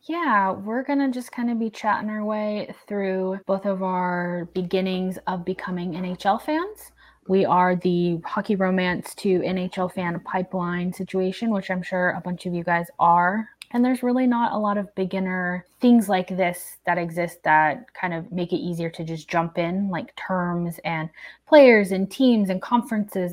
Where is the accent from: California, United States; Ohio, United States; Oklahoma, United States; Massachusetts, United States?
Oklahoma, United States; I'm from Oklahoma